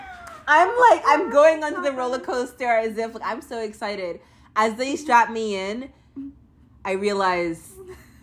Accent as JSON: {"language": "English", "country": "United States", "tie": "born or raised there", "moved": "yes", "lives_now": "Canada", "said": "I grew up in the States."}